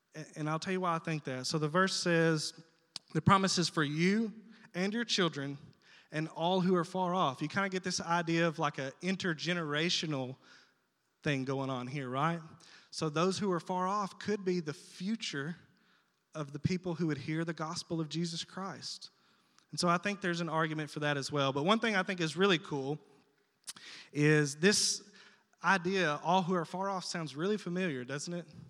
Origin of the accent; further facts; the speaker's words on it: South Arkansas, United States; moved away; I'm from South Arkansas, okay? So I got this vocabulary in me that's not common to all men